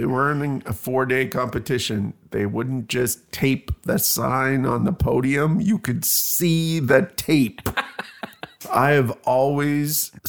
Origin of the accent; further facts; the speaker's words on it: Canada; I'm Canadian.